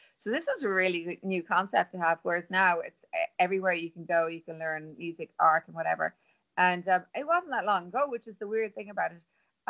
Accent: Ireland; first language Irish; English is a second language; my native language, which is Irish

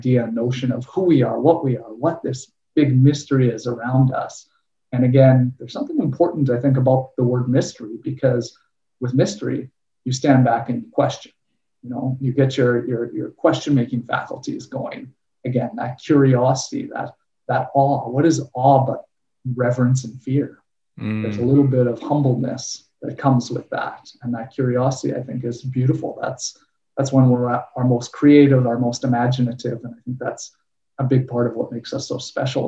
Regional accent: Winnipeg, Manitoba, Canada; I grew up in Winnipeg, Manitoba, Canada.

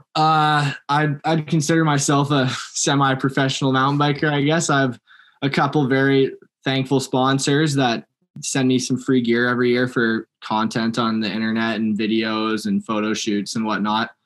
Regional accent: Langley, British Columbia, Canada; now in Kamloops, Canada; Born in Langley, just outside of Vancouver

